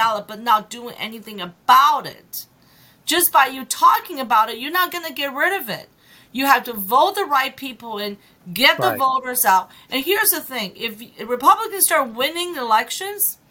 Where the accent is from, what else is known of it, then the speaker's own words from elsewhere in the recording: China; moved away; I'm an immigrant, right? I came from China